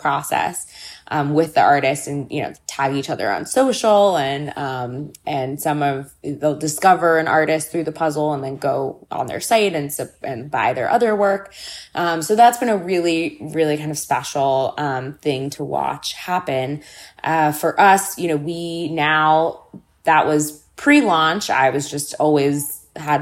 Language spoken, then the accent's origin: English; Los Angeles, California, United States; I grew up in Los Angeles, and my mother worked in arts education my entire life